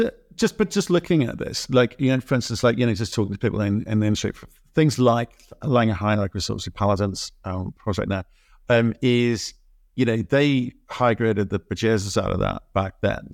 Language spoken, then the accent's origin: English; Australia; I was born in Australia.